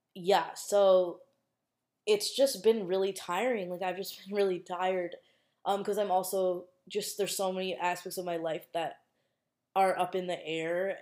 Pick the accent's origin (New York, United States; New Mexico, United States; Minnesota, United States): Minnesota, United States; I'm from Minnesota and in Minnesota it obviously snows a lot